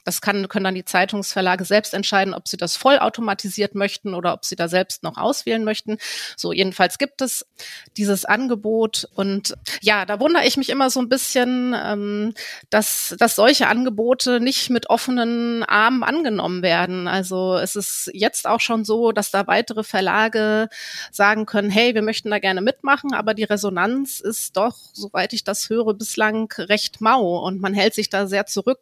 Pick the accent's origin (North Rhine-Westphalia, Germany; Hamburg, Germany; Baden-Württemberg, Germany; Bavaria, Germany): Hamburg, Germany; als Hamburgerin